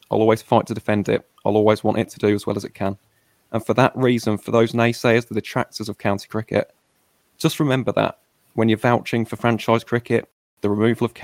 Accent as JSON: {"language": "English", "town": "Warwick", "region": "West Midlands", "country": "United Kingdom", "tie": "born or raised there", "said": "It represents where I'm from. I was born in Warwick. I've lived in this county for essentially my entire life"}